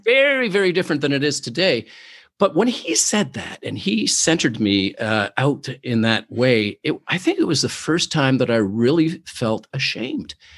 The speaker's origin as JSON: {"language": "English", "town": "Oshawa", "region": "Ontario", "country": "Canada", "moved": "yes", "lives_now": "Toronto, Canada", "said": "I am originally from Oshawa, Ontario, Canada"}